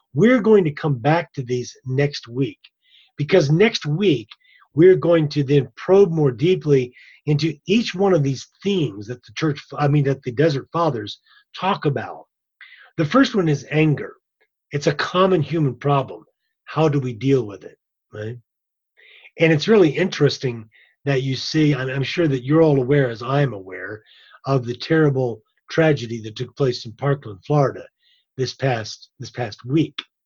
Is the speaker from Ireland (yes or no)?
yes; Ireland; I'm I'm Irish